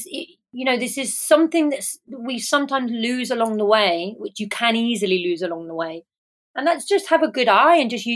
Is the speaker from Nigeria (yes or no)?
no; England, United Kingdom; now in Ibiza, Spain; I am an English photographer living and based in Ibiza